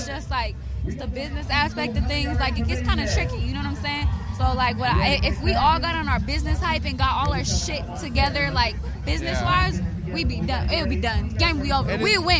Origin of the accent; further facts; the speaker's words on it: San Jose, California, United States; I'm from the east side originally, raised on the south side.